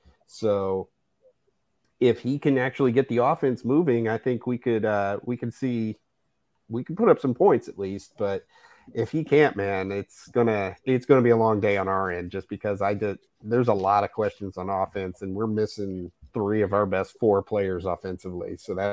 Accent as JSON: {"language": "English", "region": "Indiana", "country": "United States", "said": "I'm from Indiana."}